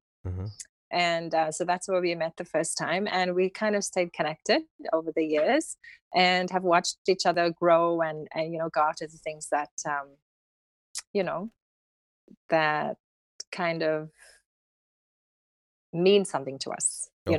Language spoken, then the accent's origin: English; Cape Town, Western Cape, South Africa; accent: South African; I was born and raised in the city of Cape Town.